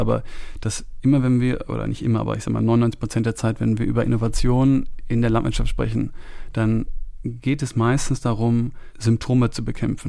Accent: Rhineland, Germany; also born or lived in Munich, Bavaria; now in Brandenburg, Germany; ich bin in München geboren und dann habe ich die ersten Jahre in München, bin ich sozusagen aufgewachsen. Dann sind wir ins Auch Rheinland

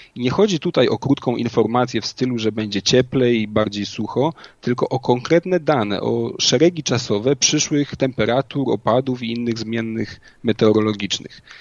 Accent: Inowrocław, Kuyavian-Pomeranian Voivodeship, Poland; do czasów późnej podstawówki oraz y, liceum w rodzinnym Inowrocławiu

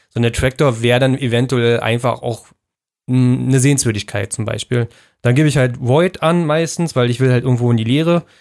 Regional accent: Brandenburg, Germany; die so typisch Brandenburg sind für mich. Ja, so Heimat letzten Endes, weil es ja in der Ecke ist, wo ich aufgewachsen bin.

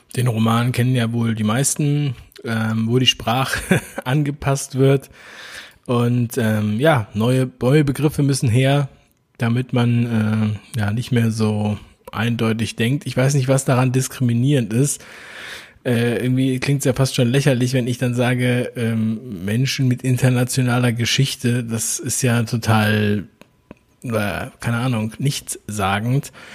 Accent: Berlin, Germany; Berlin ist nun mal meine Geburtsstadt

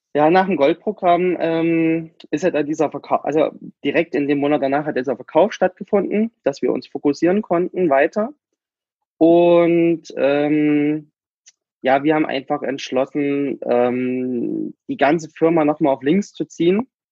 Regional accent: Germany; also born or lived in Cuba; ich bin ja nur noch Kuba geboren, meine Eltern haben sich getrennt, meine Mutter ist mit mir nach Deutschland zurück

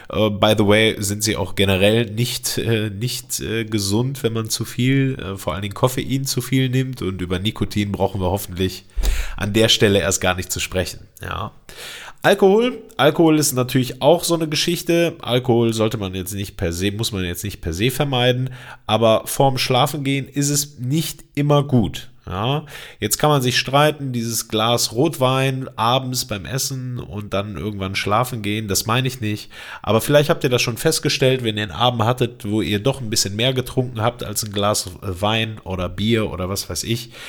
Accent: Greece; Ich bin Grieche, äh, das habe ich mir angewöhnt.

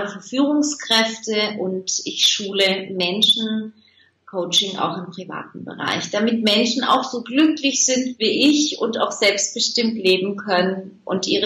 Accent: Turkey; born there; Ich denke ja nicht, dass man mir das anhört, ähm, dass ich gebürtige Türkin bin.

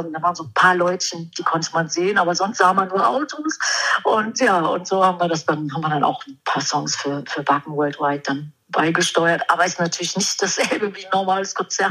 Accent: Germany; ich komme aus Deutschland

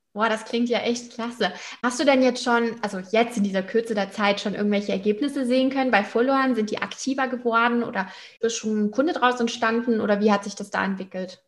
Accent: Hamburg, Germany; in meiner Heimat Hamburg

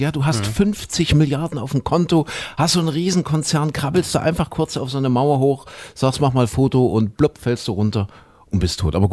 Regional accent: Germany; mein allererster Urlaub im Süden ich bin ja ein Kind der DDR.

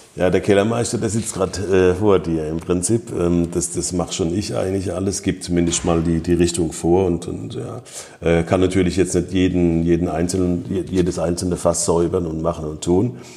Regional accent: Rhineland-Palatinate, Germany; bei uns in der Pfalz

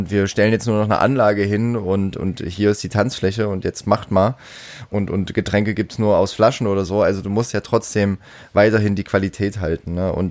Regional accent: Halle, Saxony-Anhalt, Germany; Es ist ein ähnliches Problem bei uns in Halle.

